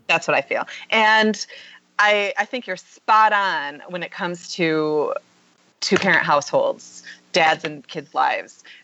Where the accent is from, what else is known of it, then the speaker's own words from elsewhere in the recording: Michigan, United States; I'm I'm from Michigan, but I live in which um, Michigan's very blue collar.